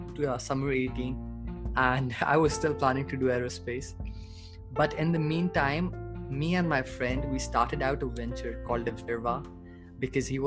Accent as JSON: {"language": "English", "country": "Pakistan", "moved": "as an adult", "lives_now": "China", "said": "I'm from Pakistan basically, but I've been studying abroad since 2017"}